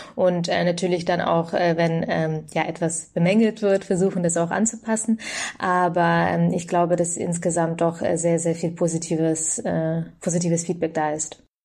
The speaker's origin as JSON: {"language": "German", "region": "Bavaria", "country": "Germany", "said": "in Bayern, wo ich herkomme"}